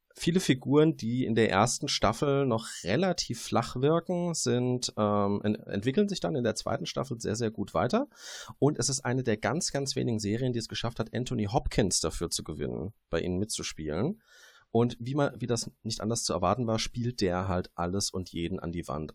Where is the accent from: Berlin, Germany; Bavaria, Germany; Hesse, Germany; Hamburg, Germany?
Hesse, Germany; Darmstadt; Das eine ist, wo ich herkomme. Das ist das etwas weniger schöne Darmstadt bei Frankfurt.